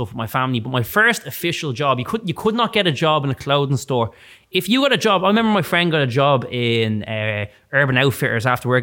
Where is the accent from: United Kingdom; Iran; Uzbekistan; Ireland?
Ireland; also born or lived in Galway; getting a job was, as an Irish 16-year-old, was impossible